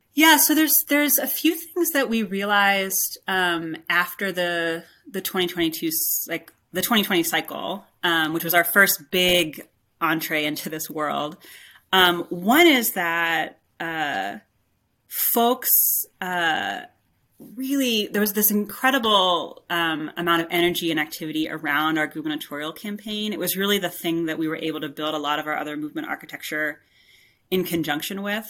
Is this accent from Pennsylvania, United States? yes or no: yes; Pittsburgh, Pennsylvania, United States; moved away as an adult; now in West Virginia, United States; I grew up in the Pittsburgh area